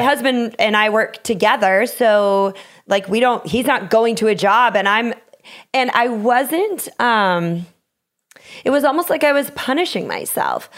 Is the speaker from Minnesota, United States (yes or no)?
yes; Minnesota, United States; I'm from Minnesota too